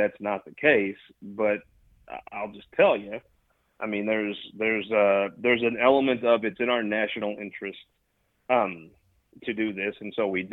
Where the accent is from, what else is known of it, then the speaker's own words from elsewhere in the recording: Missouri Bootheel, United States; I'm from the Boot Hill.